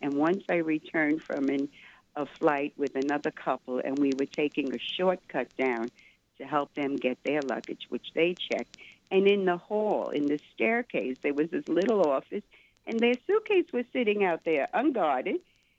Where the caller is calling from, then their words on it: New York, United States; I'm … from New York.